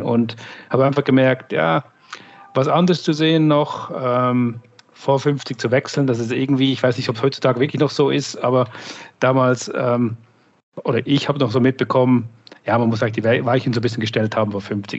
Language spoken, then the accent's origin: German; Switzerland; moved away; ich komme ursprünglich aus der Schweiz, bin seit 18 Jahren on the road sozusagen